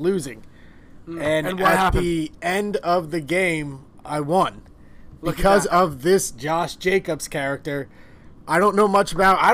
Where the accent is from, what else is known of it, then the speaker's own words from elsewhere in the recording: Philadelphia, Pennsylvania, United States; We're from Philly.